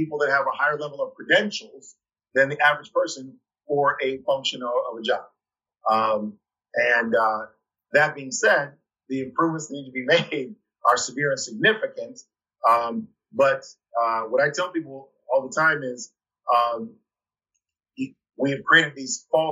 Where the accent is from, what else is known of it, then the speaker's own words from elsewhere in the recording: Ann Arbor, Michigan, United States; now in Detroit, United States; I'm from Ann Arbor, which is a college town. University of Michigan's there.